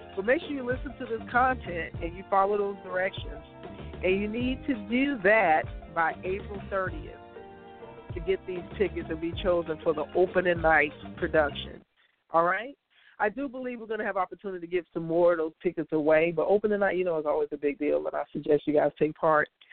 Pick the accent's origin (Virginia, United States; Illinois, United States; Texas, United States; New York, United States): Illinois, United States; Chicago; I'm from Chicago, originally born and raised, south side of Chicago